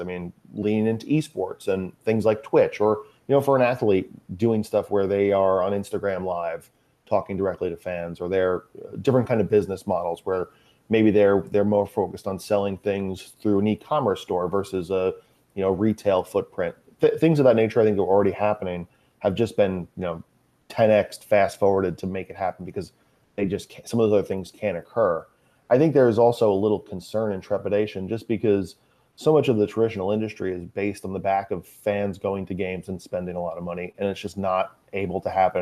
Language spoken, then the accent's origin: English; Long Island, New York, United States; also born or lived in Manhattan, New York; I grew up on Long Island, uh, probably about forty-five, fifty miles east of, uh, Manhattan